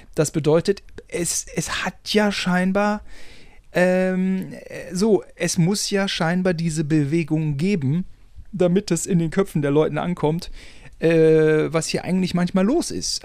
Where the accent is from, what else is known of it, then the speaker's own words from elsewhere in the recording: Germany; wir beide als Deutsche